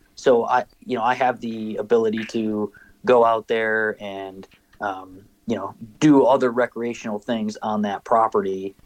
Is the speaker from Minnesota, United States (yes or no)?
yes; Minnesota, United States; growing up in Minnesota and hunting on public land